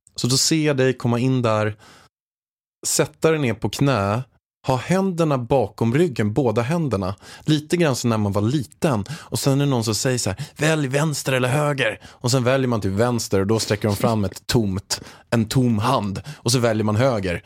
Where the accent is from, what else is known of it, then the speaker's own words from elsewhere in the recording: Haninge, Stockholm County, Sweden; jag är uppväxt i Haninge i grunden, en, en förort utanför Stockholm